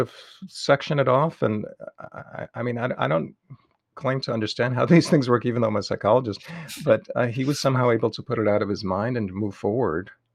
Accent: New York City, New York, United States; now in Las Cruces, United States; I grew up in Queens

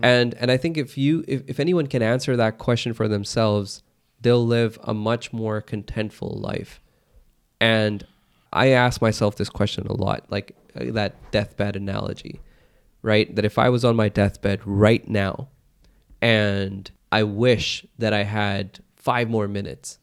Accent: United States; I was born in America

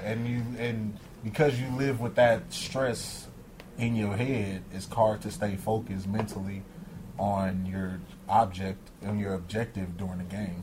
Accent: Los Angeles, California, United States; I grew up in South Central

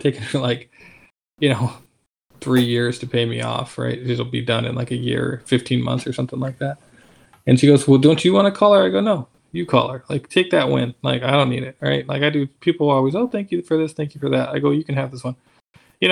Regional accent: Alaska, United States; moved away; I'm from Alaska

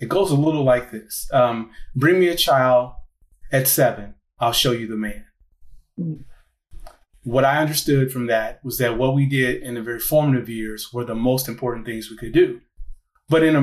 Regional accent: Gary, Indiana, United States; I'm originally from Gary, Indiana

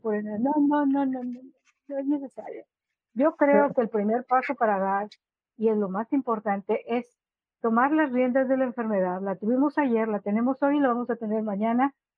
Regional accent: Monterrey, Nuevo León, Mexico; now in Peoria, United States; soy originaria de Monterrey, Nuevo León, México a mi familia y yo ah, radicamos en Estados Unidos desde hace más de 20 años

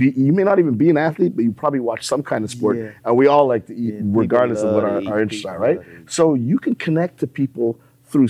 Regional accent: Montreal, Quebec, Canada; moved away as an adult; now in Columbus, United States; I'm from Montreal, Canada.

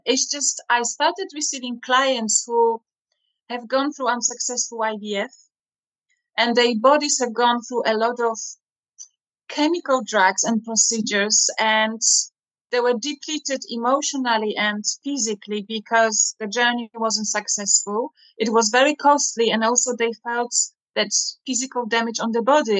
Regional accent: Poland; moved away as an adult; also born or lived in Hungary / Germany / Russia; now in London, United Kingdom; I was born and raised in Poland to Dutch Italian family, grandparents

